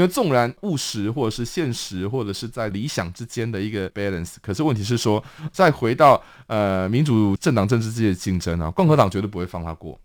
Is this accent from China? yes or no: no; Taiwan; 我们其实台湾人